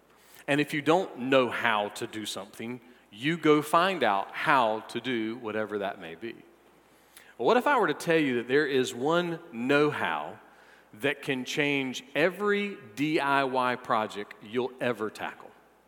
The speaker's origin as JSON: {"language": "English", "region": "the South", "country": "United States", "said": "Well, if my new coworkers weren't already aware that I'm from the South, I accidentally put double the amount of butter in my hash brown casserole"}